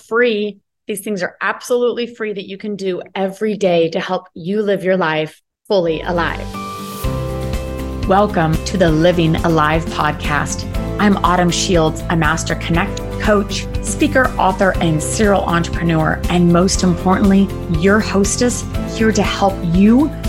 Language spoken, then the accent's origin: English; United States; I'm American, actually living in Belize for the winter